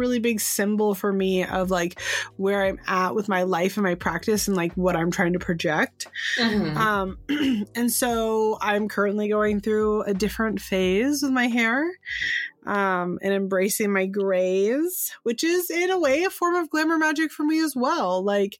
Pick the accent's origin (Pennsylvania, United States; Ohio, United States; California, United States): California, United States; San Francisco; moved away; I'm from San Francisco originally